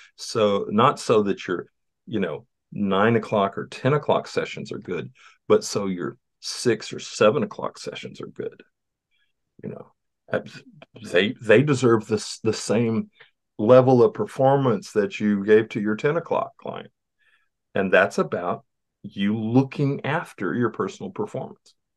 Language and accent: English; Southeast Texas, United States; I grew up in Southeast Texas